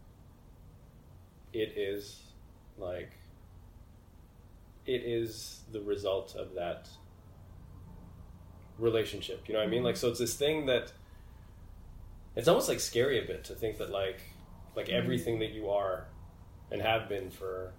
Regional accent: Edmonton, Alberta, Canada; moved away as an adult; also born or lived in Egypt / Montreal; I was born in Edmonton in Western Canada

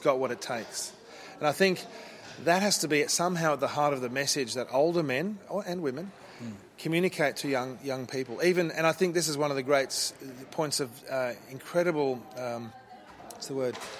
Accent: Brisbane, Queensland, Australia; also born or lived in South Africa; We came to Australia from South Africa when I was four and a half. Yep. Uh, so I grew up here

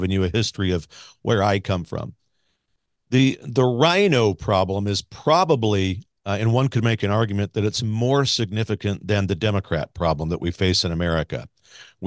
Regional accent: Grandview, Missouri, United States; moved away; I grew up in Grandview

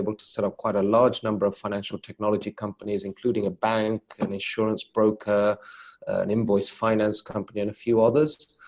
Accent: London, United Kingdom; now in Luxembourg; As you say, I was born and brought up in London.

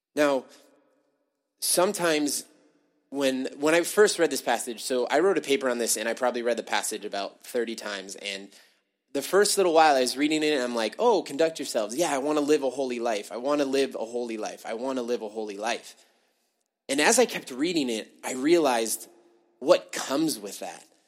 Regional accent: United States; born or raised there; now in Canada

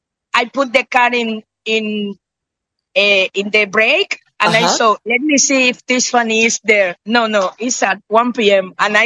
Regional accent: Dominican Republic; English is a second language; I'm 44 years old. I'm from Dominican Republic.

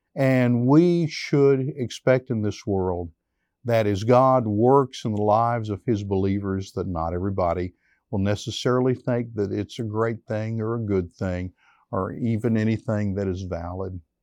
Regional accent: United States; we as American Christians

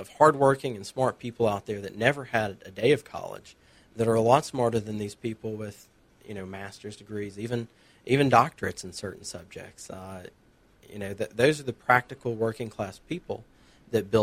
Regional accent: Murphy, North Carolina, United States; I grew up over in Murphy, North Carolina

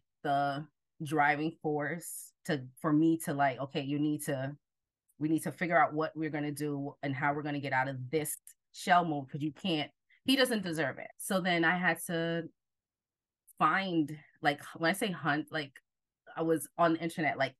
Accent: New Jersey, United States; also born or lived in Jamaica; I am originally from Jamaica, but grew up in Jersey most of my life

